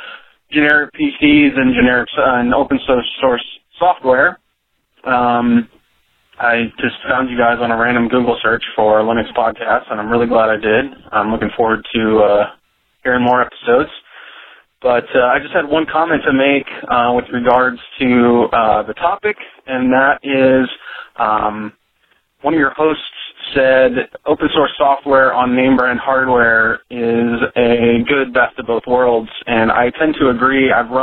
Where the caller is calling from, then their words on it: Central Valley of California, United States; I'm calling from the Central Valley of California, Northern California.